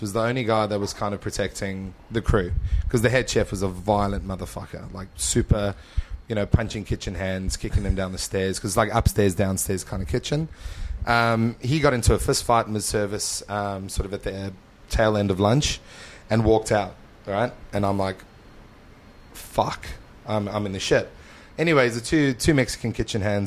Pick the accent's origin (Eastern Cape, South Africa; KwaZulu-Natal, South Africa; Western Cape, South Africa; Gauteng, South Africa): Gauteng, South Africa; Johannesburg; moved away as an adult; also born or lived in Mpumalanga, South Africa; now in Adelaide, Australia; we moved from Johannesburg to Mpumalanga province, which is like on the border of Mozambique